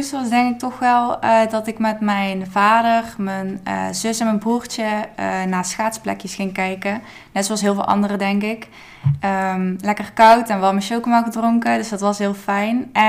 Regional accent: Limburg, Netherlands; ik ben 22 jaar. Ehm, ik kom uit Limburg, zoals jullie al wel kunnen horen.

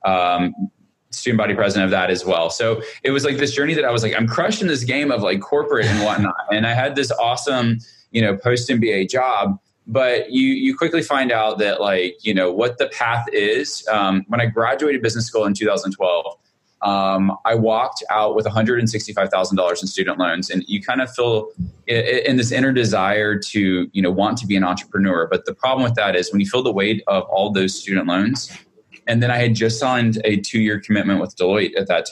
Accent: Montgomery, Alabama, United States; I grew up in Montgomery, Alabama

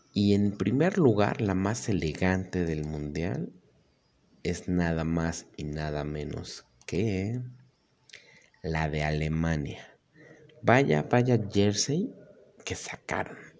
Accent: Mexico; soy mexicano

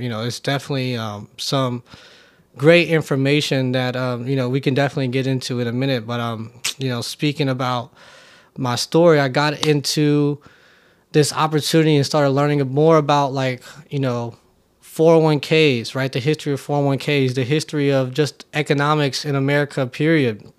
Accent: Oakland, California, United States; I grew up in Oakland, California

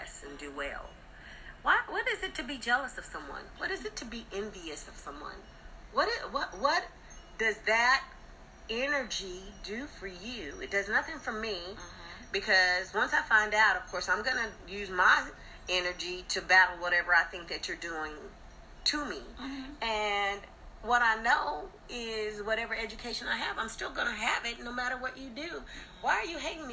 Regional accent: Pacific Northwest, United States; also born or lived in Texas; I come from the Pacific Northwest.

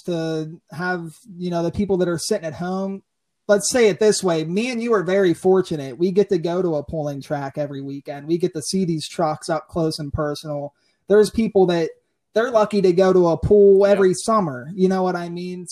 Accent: Mount Pleasant, Pennsylvania, United States; I am from Mount Pleasant, Pennsylvania

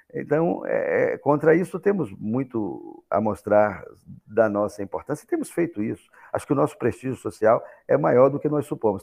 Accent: Brazil; nos pensarmos como brasileiros

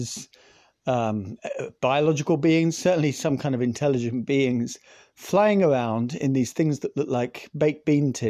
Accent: Scotland, United Kingdom; I'm Scottish.

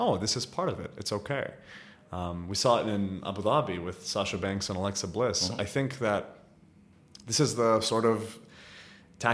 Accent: Riyadh, Riyadh Province, Saudi Arabia; moved away; also born or lived in United States; when I was growing up in Riyadh

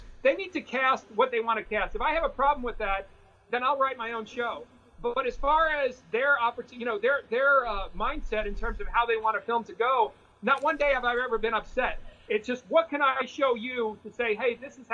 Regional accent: New York, United States; I grew up in Austin, New York, which is about 40 minutes north of New York City

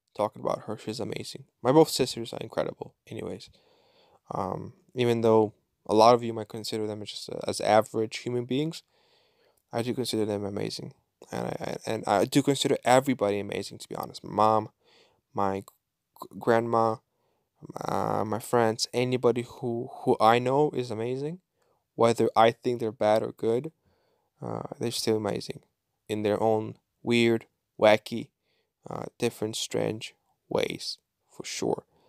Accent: Kyiv Oblast, Ukraine; moved away as an adult; now in Bulgaria; growing up in Ukraine, I was, uh, I, I was going to church, like, three, three times a week, every week, every year, since my birth till the age of eighteen

